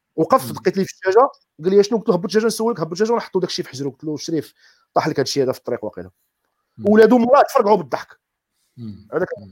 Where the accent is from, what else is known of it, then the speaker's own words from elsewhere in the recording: Morocco; كمغاربه مغاربه جميعا